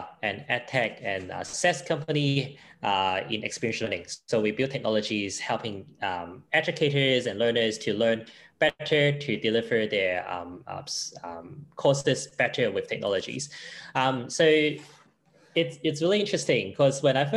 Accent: Hong Kong; English is a second language; moved away as an adult; now in Brisbane, Australia; I was from Hong Kong

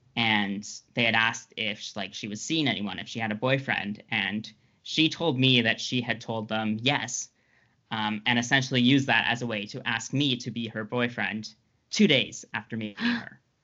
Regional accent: Ottawa, Ontario, Canada; I grew up in Ottawa

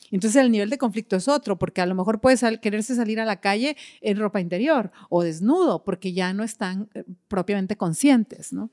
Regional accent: Mexico; en, México, nuestra cultura no es tan educada

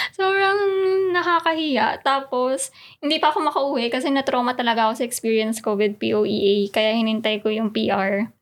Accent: Philippines; moved away as an adult; now in Sweden; Filipino ako

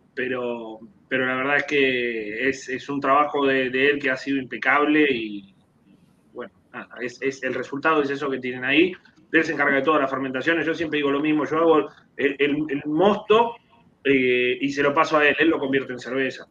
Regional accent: Argentina; moved away as an adult; also born or lived in Germany; now in Puerto Rico; Argentina, del barrio Casero, de donde soy yo

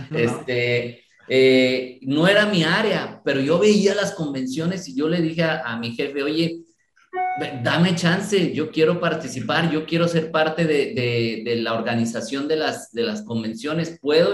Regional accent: Guadalajara, Jalisco, Mexico; also born or lived in Mexico City; me vine desde muy pequeño a la ciudad de Guadalajara

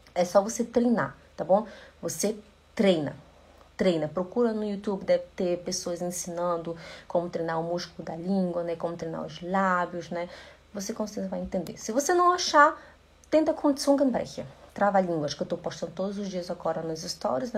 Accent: Belém, Pará, Brazil; first language Portuguese; moved away as an adult; now in Switzerland; eu sou de Belém do Pará. Lá no Belém do Pará a gente fala rasti, é, ti, né? Tia, em vez de ser tia, né? Bom dia, em vez de bom dia. Esse é o meu, o meu é, sotaque

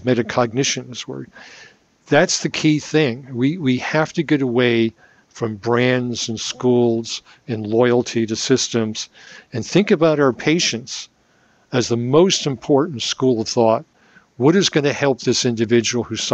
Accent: New York, United States; we're New Yorkers

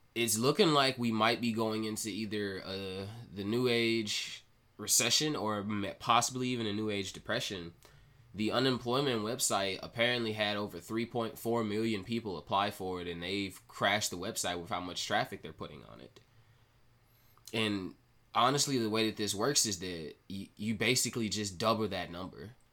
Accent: Mississippi, United States; here over in my home state of Mississippi

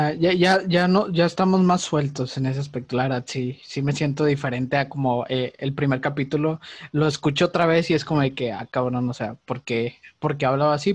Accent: Monterrey, Nuevo León, Mexico; somos regios

